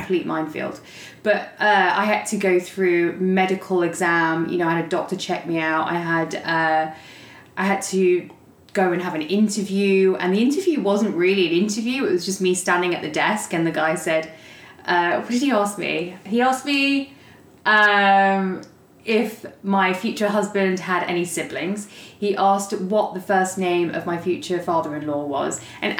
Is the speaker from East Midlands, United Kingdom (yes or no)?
yes; Leicester, East Midlands, United Kingdom; moved away as an adult; also born or lived in London; now in Dallas, United States; I am originally from England. I was born in Leicester, which is in the East Midlands, and then I spent about 6 years in London before I moved to Dallas, Texas.